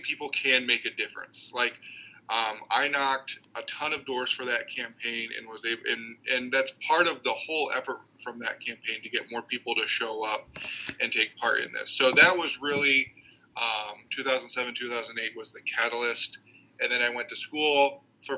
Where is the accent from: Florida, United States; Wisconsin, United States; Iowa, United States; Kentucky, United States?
Iowa, United States; Council Bluffs; now in Waterloo, United States; I grew up in Council Bluffs on the western side of the state